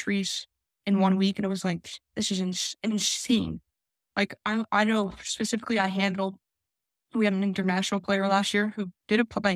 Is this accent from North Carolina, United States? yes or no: no; New Jersey, United States; moved away as an adult; also born or lived in Philadelphia / Los Angeles; growing up in South Jersey, went to school in Philadelphia, 30, 40 minutes away